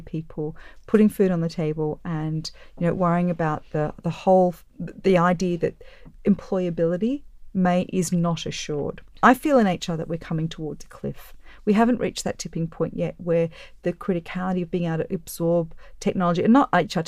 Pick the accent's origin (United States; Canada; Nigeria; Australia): Australia; I'm Australian.